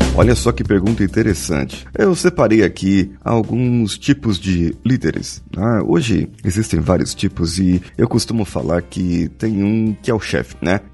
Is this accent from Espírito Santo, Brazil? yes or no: yes; Vitória, Espírito Santo, Brazil; Eu sou coach e sou de Vitória, Espírito Santo